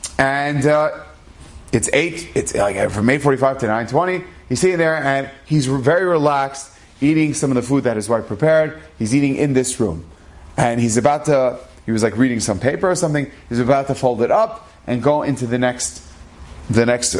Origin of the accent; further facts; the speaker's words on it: Cleveland, Ohio, United States; I was born in Cleveland